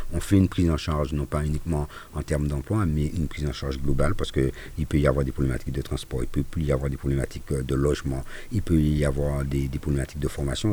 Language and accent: French; Fort-de-France, Martinique; chez nous à Fort-de-France et je pense en Martinique